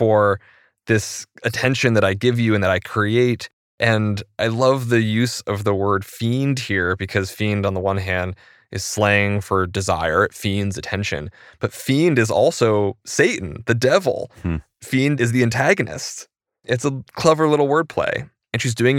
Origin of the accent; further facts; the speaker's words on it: Maine, United States; I grew up in Maine